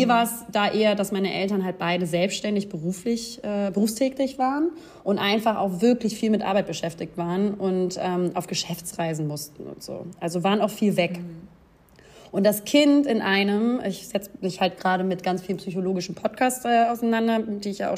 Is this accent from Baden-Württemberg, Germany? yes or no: yes; Baden-Württemberg, Germany; moved away as an adult; now in Munich, Germany; Ich komme ursprünglich aus der Nähe von Ulm und bin 2016, hier ganz krass die Adresse vorlesen, und bin